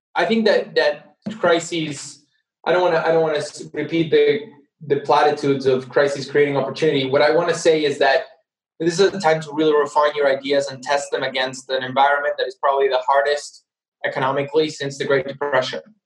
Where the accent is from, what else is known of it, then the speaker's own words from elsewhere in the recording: Argentina; moved away as an adult; also born or lived in United States / United Kingdom; my home country, Argentina